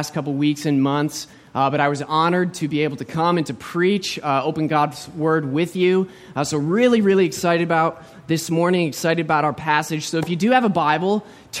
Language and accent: English; United States; moved away as an adult; also born or lived in St. Petersburg, Florida; now in Vancouver, Canada; I was born and raised in the States